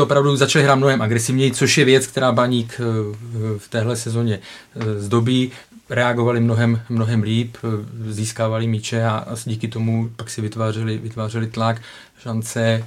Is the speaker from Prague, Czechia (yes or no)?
no; Ostrava, Moravian-Silesian Region, Czechia; já pocházím z Ostravy